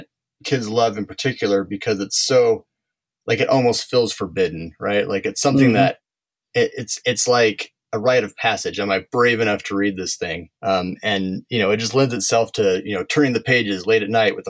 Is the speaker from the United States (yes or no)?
yes; Park City, Utah, United States; I'm from Utah, kind of by Park City